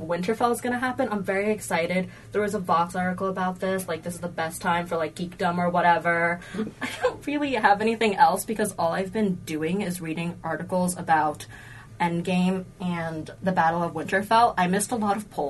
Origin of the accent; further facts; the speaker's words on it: New Jersey, United States; I'm from New Jersey.